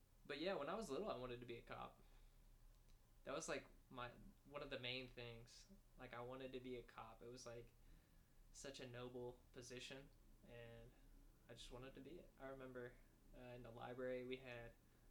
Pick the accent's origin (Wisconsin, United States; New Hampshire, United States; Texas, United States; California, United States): Texas, United States; Arlington; moved away as an adult; now in Fayetteville, United States; we're both from Arlington, Texas